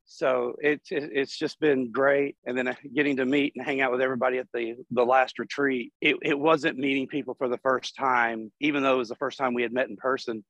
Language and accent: English; Chattanooga, Tennessee, United States; I'm from Chattanooga, Tennessee